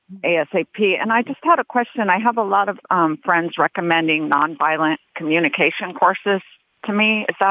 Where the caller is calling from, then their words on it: Los Angeles, California, United States; I'm calling from Los Angeles